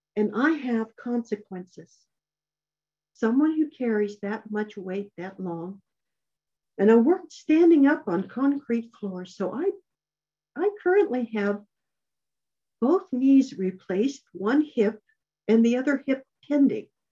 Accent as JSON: {"language": "English", "region": "New Mexico", "country": "United States", "tie": "born or raised there", "said": "I grew up in New Mexico where these things happen"}